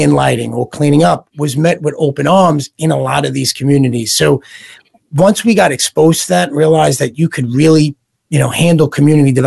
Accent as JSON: {"language": "English", "town": "New York City", "region": "New York", "country": "United States", "tie": "born or raised there", "said": "growing up in Brooklyn, New York"}